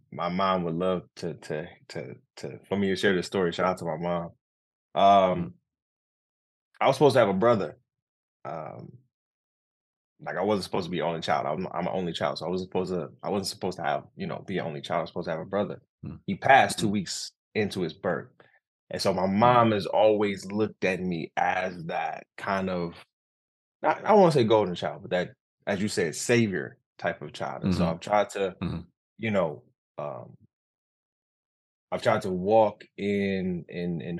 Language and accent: English; Detroit, Michigan, United States; moved away as an adult; also born or lived in Altamonte Springs, Florida / Grand Rapids, Michigan; now in Bronx, New York, United States; we moved back to Detroit, where my mom is originally from, born and raised